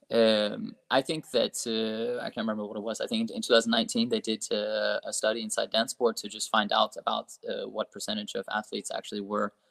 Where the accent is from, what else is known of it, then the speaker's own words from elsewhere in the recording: Australia; so yeah, so, so, I'm Australian.